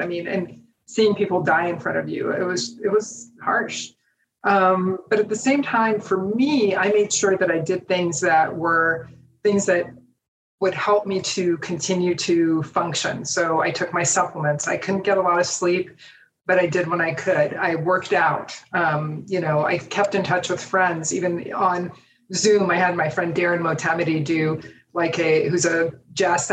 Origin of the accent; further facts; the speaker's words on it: United States; as an American, because as Americans, we really think of our country